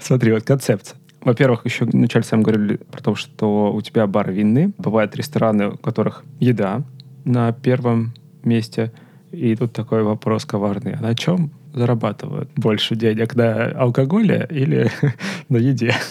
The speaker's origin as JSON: {"language": "Russian", "town": "Rostov-on-Don", "region": "Rostov Oblast", "country": "Russia", "said": "я из Ростова"}